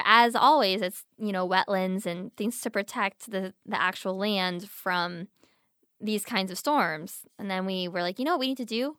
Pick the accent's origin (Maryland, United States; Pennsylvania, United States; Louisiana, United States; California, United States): Pennsylvania, United States; I grew up in Pennsylvania, but in the mountains, so it got really cold.